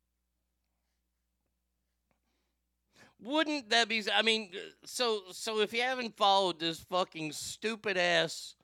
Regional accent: Texas, United States; I'm a Texan

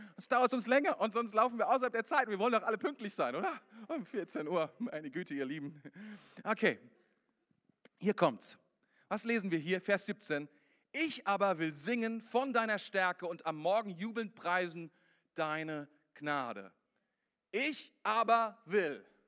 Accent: Germany; bei uns in Deutschland

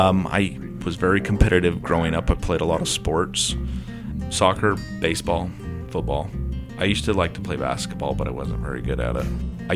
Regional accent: Grand County, Utah, United States; Born and raised in Grand County, and I'm a sixth generation of Grand County, so my roots go far back.

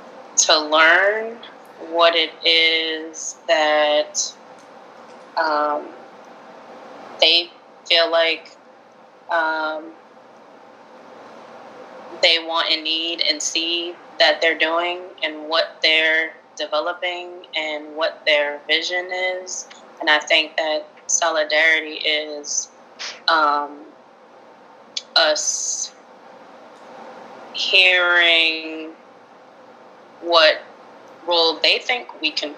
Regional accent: United States; we are coming from the United States

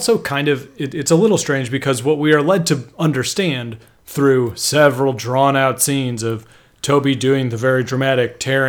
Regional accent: California, United States; Cause I'm from California.

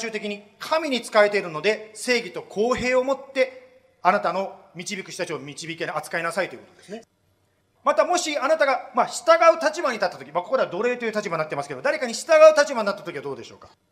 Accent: Japan; moved away; 私は日本で育ちました

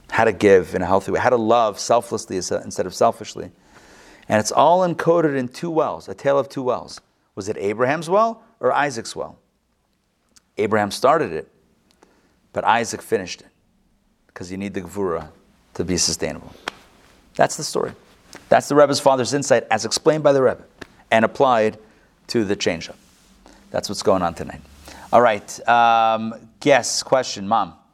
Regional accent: Rehovot, Central District, Israel; born there; I yes, as you would know, I was born in Rehovot.

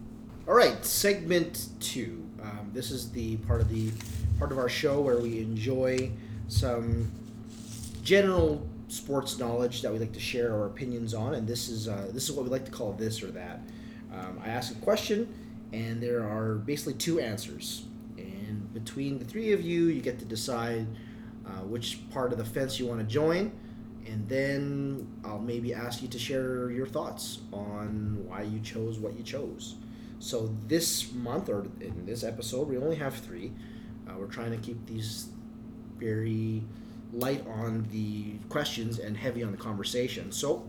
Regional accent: Canada; this is how I prove to people that I'm Canadian.

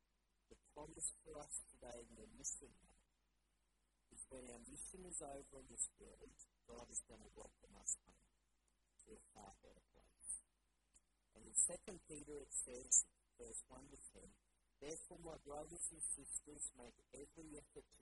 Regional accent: Bundaberg, Queensland, Australia; moved away as an adult; now in Brisbane, Australia; I grew up in Bundaberg, and I love going back to Bundaberg.

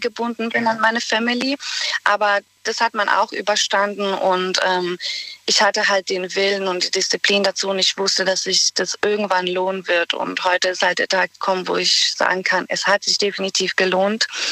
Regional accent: Bosnia & Herzegovina; German is a second language; moved away as an adult; now in Germany; Und da habe ich 18 Jahre lang in Bosnien gelebt

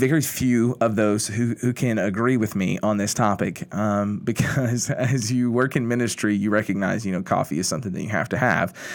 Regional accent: Kentucky, United States; moved away as an adult; also born or lived in Indiana / New Orleans; now in Shreveport, United States; growing up in Kentucky, I grew up in a small town, the middle of nowhere

